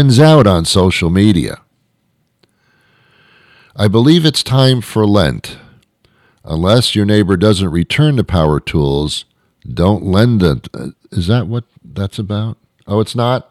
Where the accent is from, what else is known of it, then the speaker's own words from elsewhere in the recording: New York, United States; I'm from New York